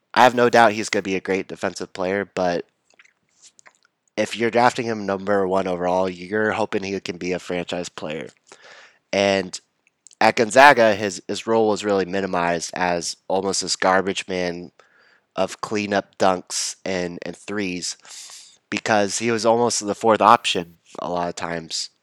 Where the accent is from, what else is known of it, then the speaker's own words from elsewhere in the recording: Texas, United States; moved away; also born or lived in Chapel Hill, North Carolina; So, I grew up in Texas.